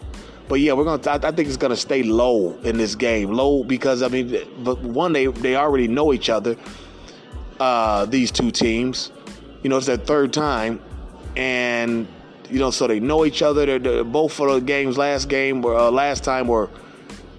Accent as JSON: {"language": "English", "town": "Cincinnati", "region": "Ohio", "country": "United States", "tie": "born or raised there"}